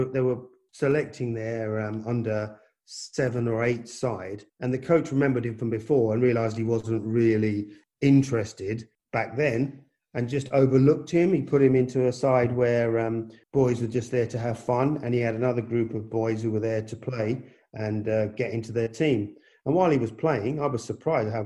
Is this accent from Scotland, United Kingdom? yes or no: no; London, United Kingdom; born or raised there; also born or lived in India / Punjab